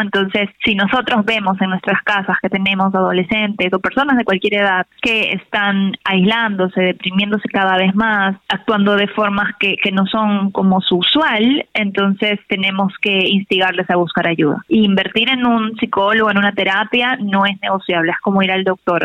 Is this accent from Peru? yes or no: yes; Peru; now in Mexico; yo soy de Perú, pero yo vivo en México ahora